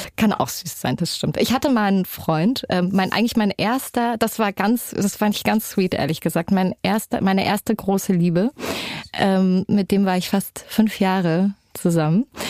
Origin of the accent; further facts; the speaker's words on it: Erfurt, Thuringia, Germany; wir kommen beide aus Erfurt